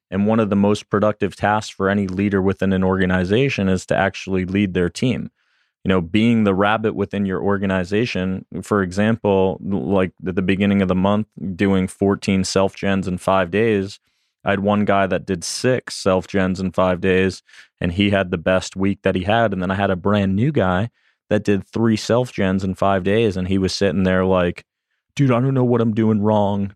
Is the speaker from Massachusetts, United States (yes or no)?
yes; Boston, Massachusetts, United States; moved away as an adult; I'm originally from Boston, Massachusetts